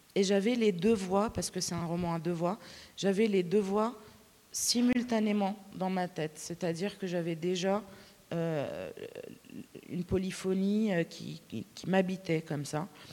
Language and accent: French; Lebanon; first language Arabic; French is a second language; moved away; quand je retourne au Liban ou euh, quand je mélange des petits mots de français avec euh, mes proches qui parlent arabe